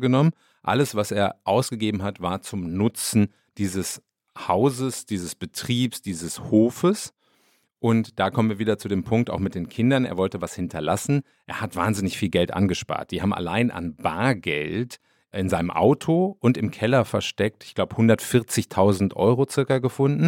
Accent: North Rhine-Westphalia, Germany; accent: Westphalian Platt; bei uns spricht man westfälisches Platt

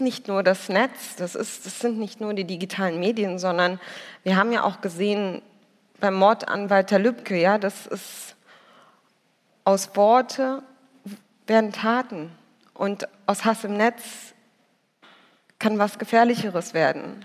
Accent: Berlin, Germany; ich bin ja Berlinerin

